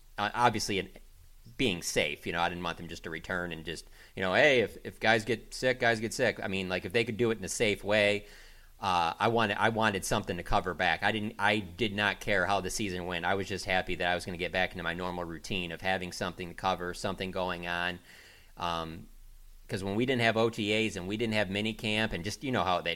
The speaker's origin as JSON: {"language": "English", "town": "Detroit", "region": "Michigan", "country": "United States", "tie": "born or raised there", "moved": "yes", "lives_now": "Dallas, United States", "said": "I grew up in Detroit as a Lions fan"}